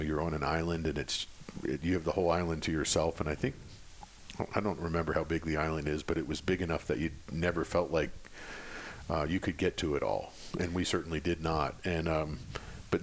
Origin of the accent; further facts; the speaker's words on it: Pennsylvania, United States; I grew up in Pennsylvania on a small farm.